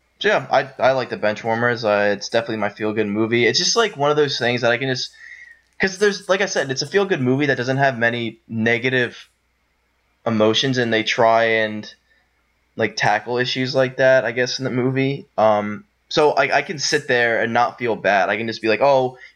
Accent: Pennsylvania, United States; also born or lived in Maryland; we're originally from Pennsylvania, and our dad moved to Maryland for his job

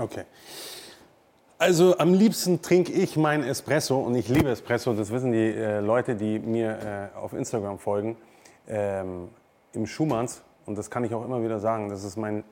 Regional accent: Munich, Bavaria, Germany; accent: Münchnerisch, Bayerisch; also born or lived in Neuburg an der Donau; Ich würde sagen, München ist meine Heimat

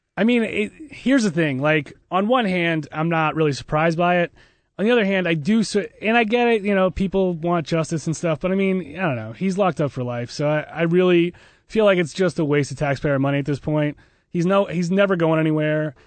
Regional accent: Massachusetts, United States; I was from Massachusetts

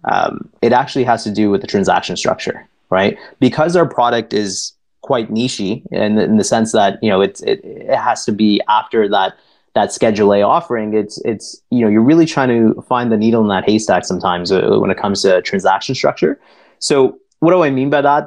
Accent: Toronto, Ontario, Canada; I was born and raised here in Toronto, but uh, and while it is still home for me today

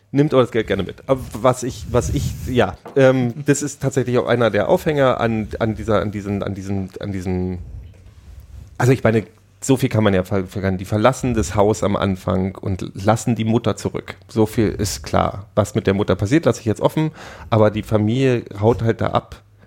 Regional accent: Frankfurt, Brandenburg, Germany; ich bin in Frankfurt Oder aufgewachsen

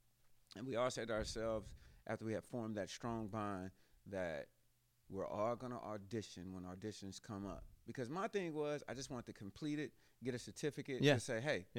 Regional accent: Cleveland, Ohio, United States; I'm from Cleveland, Ohio.

